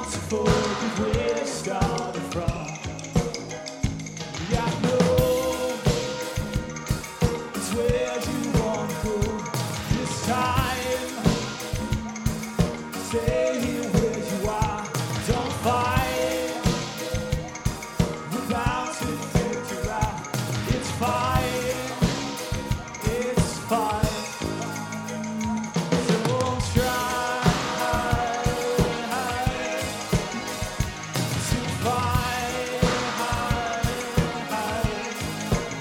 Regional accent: Atlanta, Georgia, United States; We're from Georgia, Atlanta. Far away

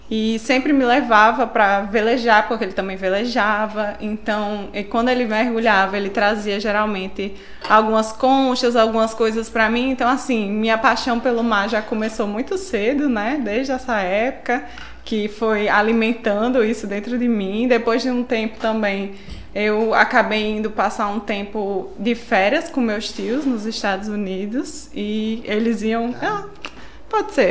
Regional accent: São Paulo, Brazil; now in Natal, Brazil; É, sou de São Paulo, né? Nasci lá, mas já sou quase uma potiguaca, já moro aqui há 21 anos, então já praticamente uma nordestina, já o sotaque já é nordestino, né?

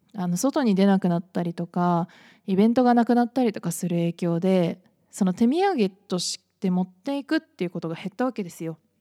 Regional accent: Shizuoka, Japan; moved away; お茶系がね、やっぱり強いから、静岡は

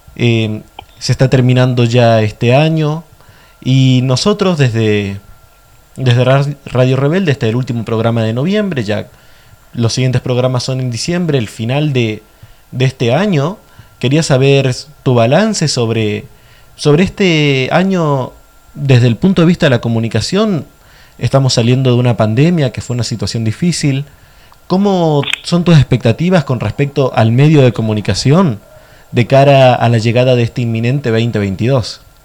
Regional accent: Argentina; nosotros como pueblo argentino

